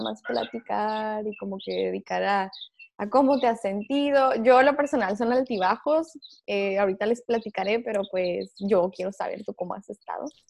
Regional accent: Tijuana, Baja California, Mexico; nosotros somos de Tijuana, acá es como que, ay, paseo de la escuela, ir a Disney

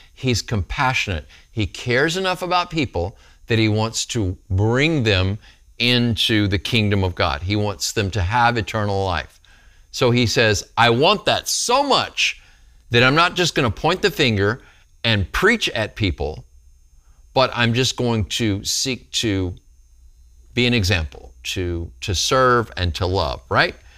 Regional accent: Texas, United States; I'm from Texas. We eat meat here in Texas.

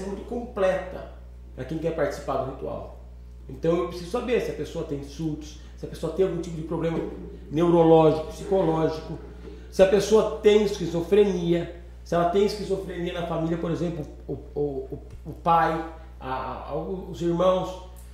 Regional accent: Itatiba, São Paulo, Brazil; also born or lived in São Bernardo do Campo; eu moro em Itatiba, não nasci em Itatiba, mas moro aqui já há 30 e poucos anos

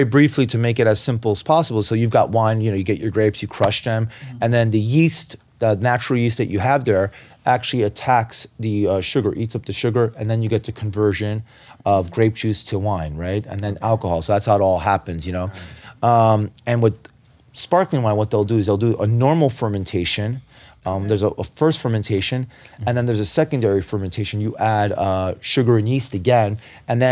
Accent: New York City, New York, United States; I'm actually opening up a wine store in the building I was born and raised in Hell's Kitchen. I grew up on the west side of Manhattan.

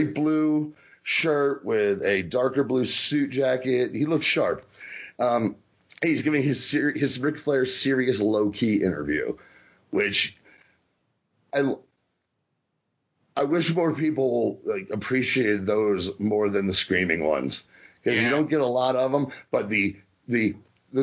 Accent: New Jersey, United States; I'm from New Jersey

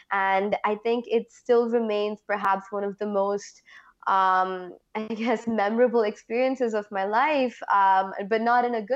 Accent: Oman; moved away; also born or lived in India; I'm ethnically Indian. I grew up in the Middle East

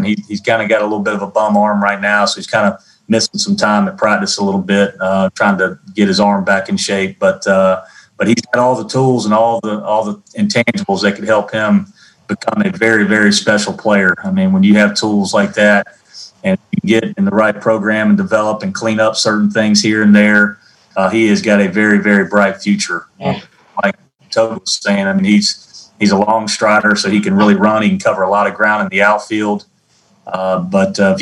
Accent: Charlotte, North Carolina, United States; we're all from Charlotte

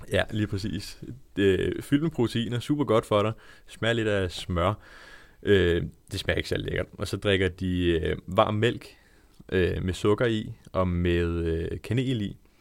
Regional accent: Langeland, Southern Denmark, Denmark; moved away as an adult; also born or lived in Svendborg; now in Odense, Denmark; jeg er opvokset på Langeland

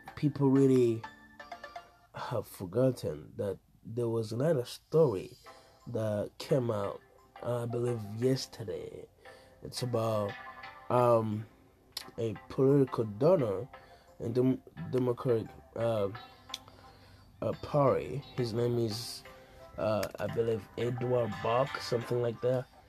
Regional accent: Burundi; moved away; growing up in Africa, back in Burundi

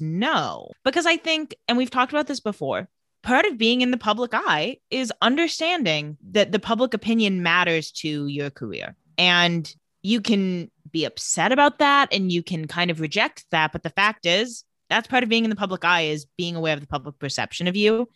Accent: Palm Springs, California, United States; growing up in Palm Springs, there were cicadas everywhere all the time

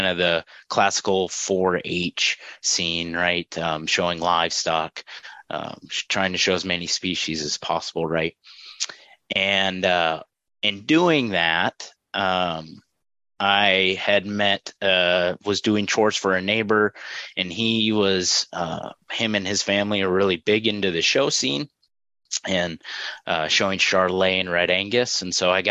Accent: just north of the Twin Cities, Minnesota, United States; moved away as an adult; now in Fargo, United States; I'm originally from Minnesota, just north of the Twin Cities, St. Paul, Minneapolis. And so grew up there

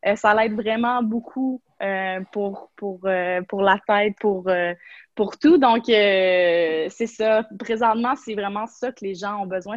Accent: Quebec, Canada

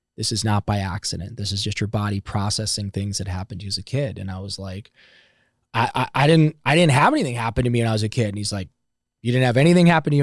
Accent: Ohio, United States; moved away; I'm from Ohio

